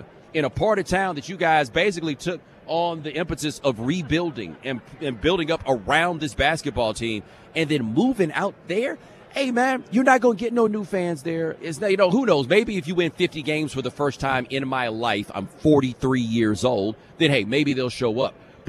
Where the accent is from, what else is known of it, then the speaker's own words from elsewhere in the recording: Atlanta, Georgia, United States; born there; I didn't grow up in Atlanta. I was born in Atlanta.